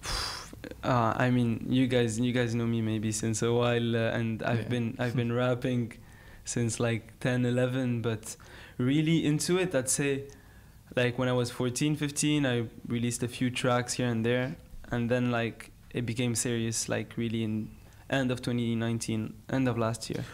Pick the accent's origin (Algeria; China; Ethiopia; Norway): Algeria; Algiers, Algiers Province; I grew up in Algiers